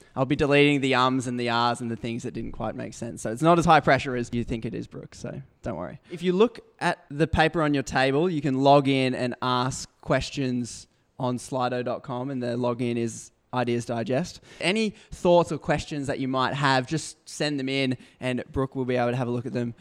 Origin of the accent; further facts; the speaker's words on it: Brisbane, Queensland, Australia; I was born in Brisbane. I grew up in a middle class Christian Adventist